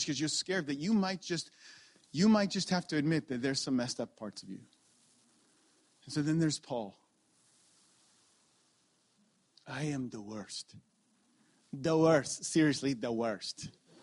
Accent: Ontario, Canada; moved away as an adult; I'm from Ontario and I just moved here 3 months ago

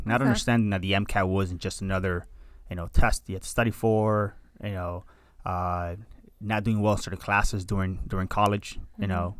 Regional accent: Hialeah, Florida, United States; And thanks to that, we came to this country. And I've been in South Florida ever since, I was raised in Hialeah, boy.

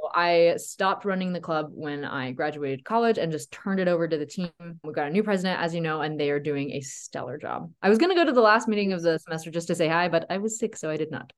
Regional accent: Tennessee, United States; moved away as an adult; also born or lived in Colorado Springs; now in Utah, United States; I'm from Tennessee.

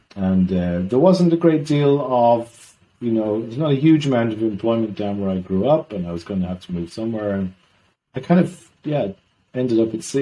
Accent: Ireland; also born or lived in south of Sweden; now in Sweden; I'm Irish originally.

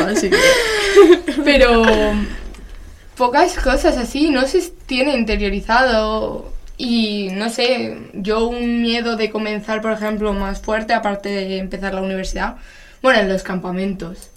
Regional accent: Madrid, Community of Madrid, Spain; somos de Madrid

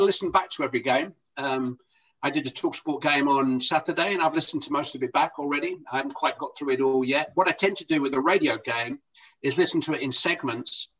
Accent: Bury, United Kingdom; Bury, you know, where I come from

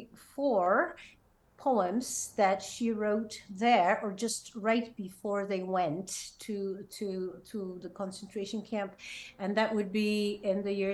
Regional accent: Prague, Czechia; I come from Prague, Czech Republic, and I've been professionally involved in music really since childhood, because I sang in a musical theater there as a kid

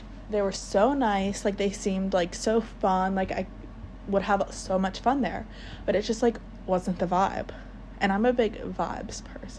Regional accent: Maryland, United States; I am from Maryland, and my whole life I wanted to get the hell out.

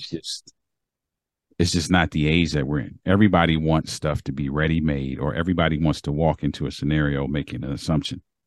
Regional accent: Baltimore, Maryland, United States; moved away; I'm from Maryland

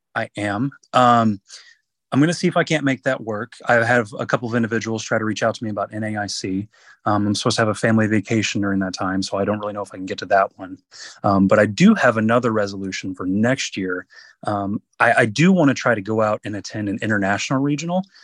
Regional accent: North Carolina, United States; it is in my home state. I live in North Carolina

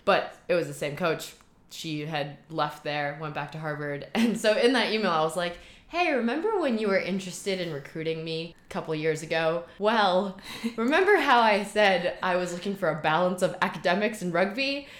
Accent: Shanghai, China; moved away as an adult; also born or lived in Boston, United States; now in Hong Kong; I grew up in Shanghai. Mom is from Shanghai, dad is from Germany speak a mix of Chinglish German at home

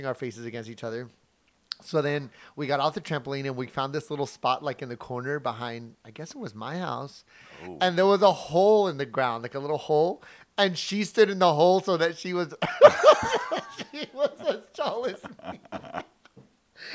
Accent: Midland, Texas, United States; from Midland, Texas. That's where I was born and raised

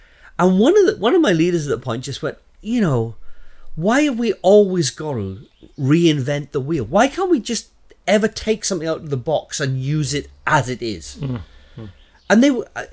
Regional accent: Southeast Wales, United Kingdom; moved away as an adult; now in Luton, United Kingdom; I'm originally from Wales, Southeast Wales

